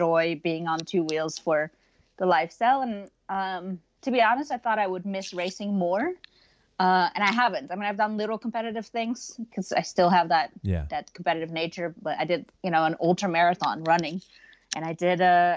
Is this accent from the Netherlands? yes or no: yes; Netherlands; moved away; I was born and raised in Holland, the Netherlands